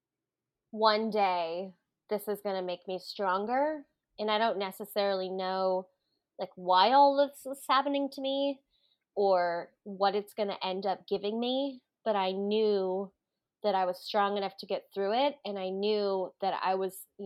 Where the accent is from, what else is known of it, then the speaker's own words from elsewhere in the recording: Hawaii, United States; I grew up in Hawaii